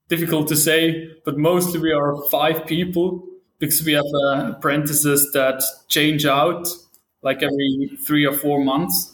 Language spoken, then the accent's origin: English; St. Gallen, Switzerland; I'm from Switzerland, St. Gallen in to be specific.